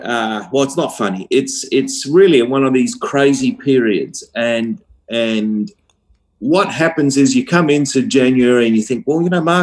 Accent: Australia; including Australia, including my hometown.

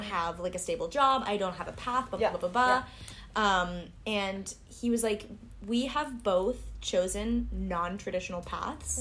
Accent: United States; accent: American; moved away as an adult; now in France; I'm from America

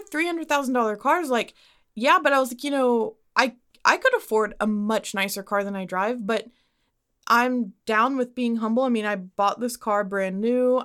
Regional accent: Dallas, Texas, United States; I'm born and raised in Dallas

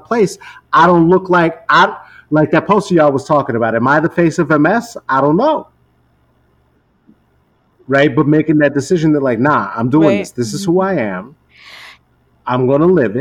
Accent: United States; I grew up in the United States

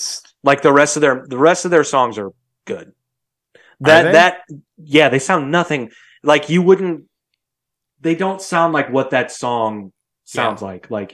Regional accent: Midwest, United States; I'm from the Midwest, bro.

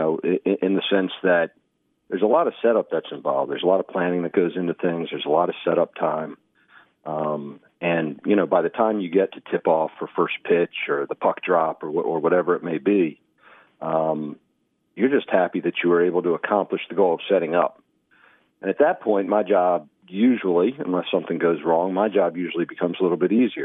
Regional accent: Baltimore, Maryland, United States; moved away as an adult; I grew up in Baltimore, Maryland

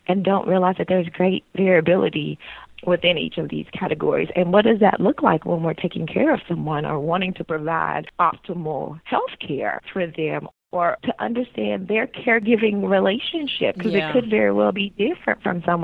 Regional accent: rural West Tennessee, United States; moved away as an adult; now in Portland, United States; I am African American, Black, from rural West Tennessee, raised in a Christian home, and female

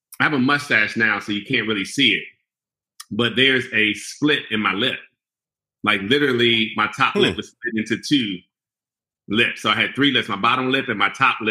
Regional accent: Prince George's County, Maryland, United States; I grew up in Prince George's County

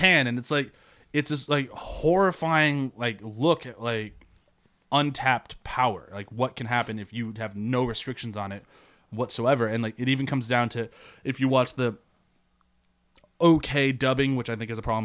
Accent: United States; as an American

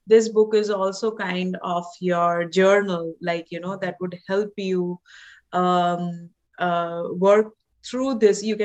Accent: India; moved away as an adult; now in Canada; I'm from India, I was born and raised in India

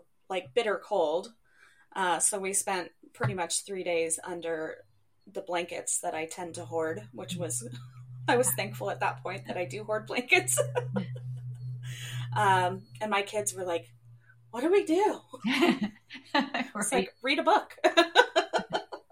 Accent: New Mexico, United States; I grew up in New Mexico

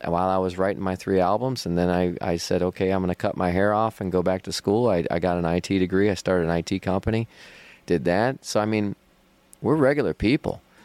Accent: Cleveland, Ohio, United States; now in Akron, United States; my hometown is Cleveland, Ohio, but I live in Akron, about an hour south of Cleveland right now.

